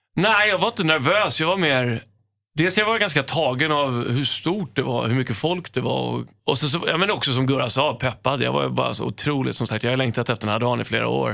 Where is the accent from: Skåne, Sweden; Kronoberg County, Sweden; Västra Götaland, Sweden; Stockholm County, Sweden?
Stockholm County, Sweden; Stockholm; moved away as an adult; also born or lived in Los Angeles, United States; jag är uppväxt på Söder